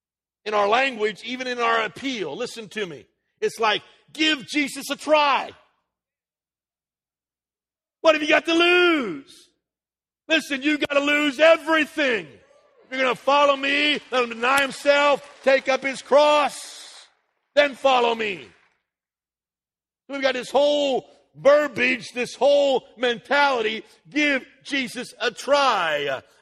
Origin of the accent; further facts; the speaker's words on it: United States; born there; because I was born in America, I am endowed with certain inalienable rights